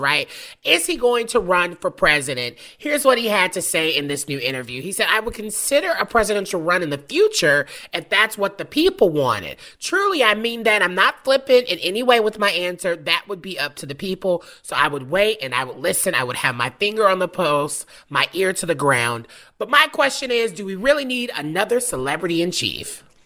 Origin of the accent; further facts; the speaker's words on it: the Bible Belt, the South, United States; I'm from the South, the Bible Belt specifically